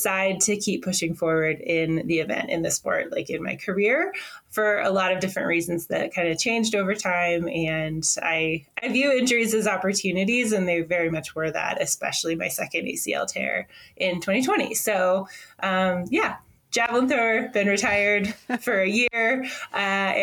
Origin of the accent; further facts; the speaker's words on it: Washington, United States; I am American, first of all, from the United States of America. I grew up in Washington State, which is like the northwest corner of the country.